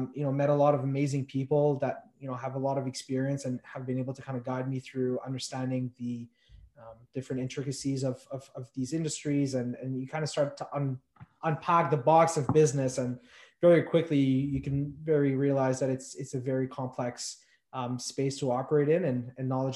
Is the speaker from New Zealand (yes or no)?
no; Montreal, Quebec, Canada; also born or lived in Morocco; I was born in Morocco. We moved to Montreal. I was 2 years old. So I grew up in the West Island of Montreal